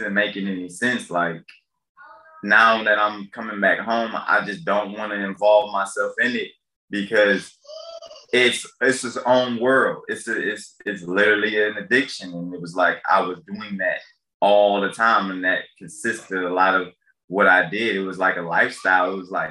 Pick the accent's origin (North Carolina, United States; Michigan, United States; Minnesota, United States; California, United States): Michigan, United States; Detroit; I grew up in Detroit